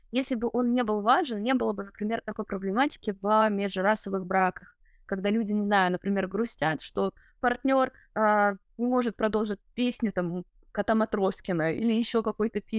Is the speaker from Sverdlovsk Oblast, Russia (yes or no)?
no; Chuvashia, Russia; Потому что, да, я остаюсь с этими корнями, я остаюсь родом из Чувашии, но при этом я получаю какой-то новый вот опыт в мегаполисе.